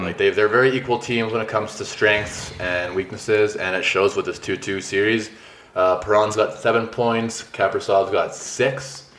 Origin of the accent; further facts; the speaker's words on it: Calgary, Alberta, Canada; We're literally from Calgary.